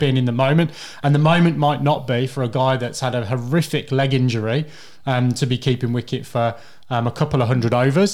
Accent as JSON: {"language": "English", "town": "Birmingham", "region": "West Midlands", "country": "United Kingdom", "tie": "born or raised there", "said": "Birmingham, my hometown."}